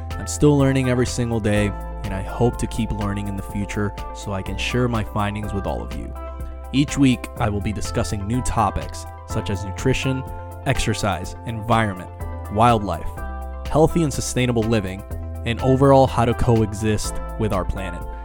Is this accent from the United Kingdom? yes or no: no; Puerto Rico; now in Florida, United States; where I grew up in Puerto Rico